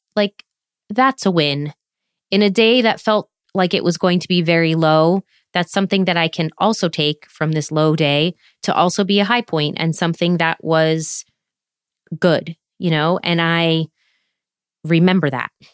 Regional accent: United States; moved away as an adult; now in France

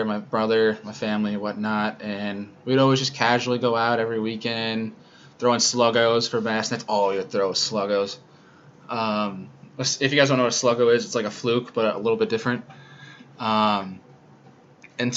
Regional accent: Rochester, New York, United States; moved away as an adult; also born or lived in Cortland, New York; now in South Bend, United States; I'm originally from Rochester, New York, but I'm in Indiana right now to complete my master's degree in sport management

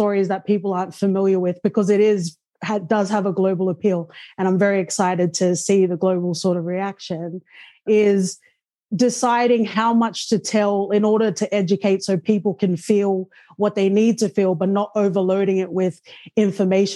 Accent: Australia; I was born in Australia and I'm Tongan

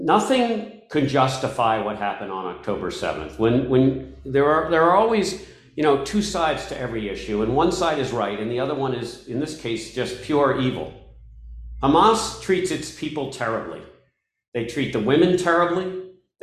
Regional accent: United States; now in Israel; as an American who also now has Israeli citizenship, married to an Israeli with dual citizenship children

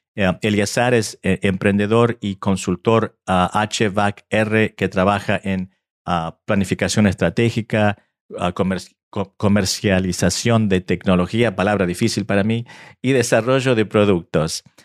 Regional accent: Argentina; now in United States; aunque nací en Argentina hace muchos años atrás y mi español, eh, mi español no es perfecto

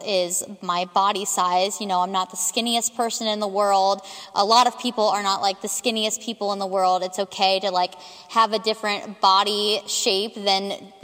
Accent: Cincinnati, Ohio, United States; I am from Cincinnati, West Side specifically

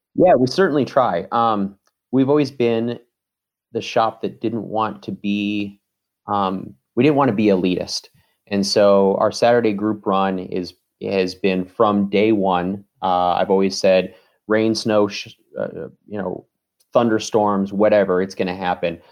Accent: Seattle, Washington, United States; moved away as an adult; now in Detroit, United States; I'm from Seattle

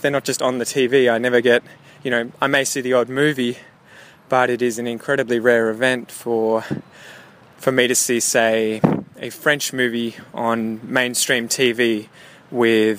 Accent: Australia; also born or lived in Melbourne; as an Australian who was sort of, I guess, grew up speaking only one language

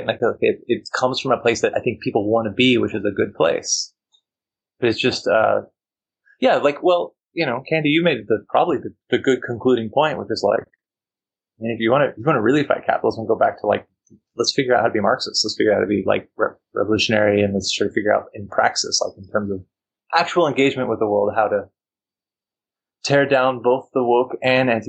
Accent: Texas, United States; now in California, United States; I'm from Texas

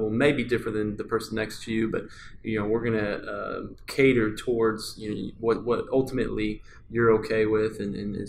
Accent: Texas, United States; also born or lived in London; I was from Texas

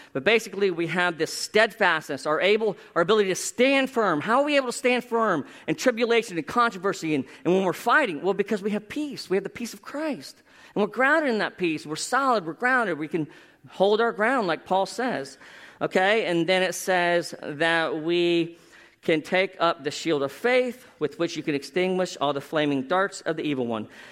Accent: South Florida, United States; my hometown. That sounds like I'm from Narnia. Anyway, South Florida

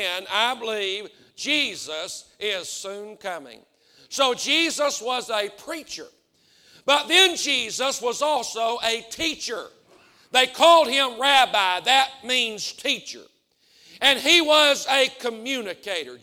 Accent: the South, United States; I'm from the South. I'm on this side of the Mason-Dixon line. I'm from the country

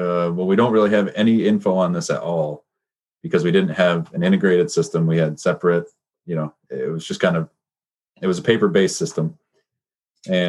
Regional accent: Petoskey, Michigan, United States; We went to the same school. I'm from Petoskey

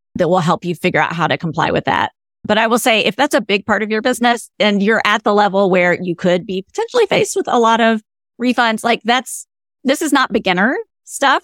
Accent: the South, United States; I'm a Southerner.

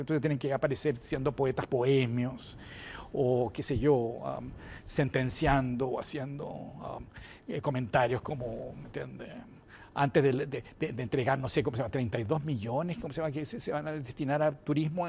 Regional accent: Chile

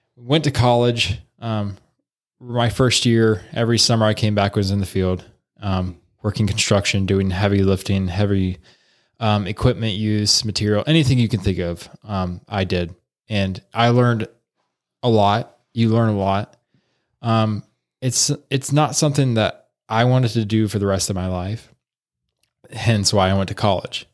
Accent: Salina, Ohio, United States; I grew up here in Salina, Ohio

